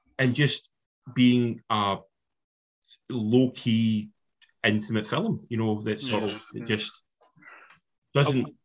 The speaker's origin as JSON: {"language": "English", "region": "Scotland", "country": "United Kingdom", "said": "as Scottish people"}